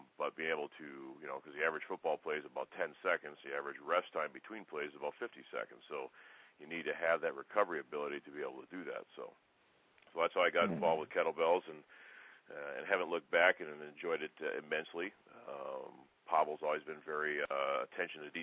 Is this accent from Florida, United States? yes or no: no; Minneapolis, Minnesota, United States; moved away; I'm originally from Minneapolis